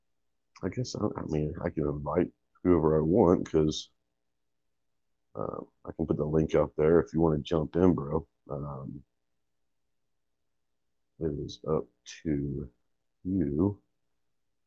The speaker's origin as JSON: {"language": "English", "town": "Plano", "region": "Texas", "country": "United States", "tie": "born or raised there", "said": "I grew up in Plano, Texas, which is outside of Dallas."}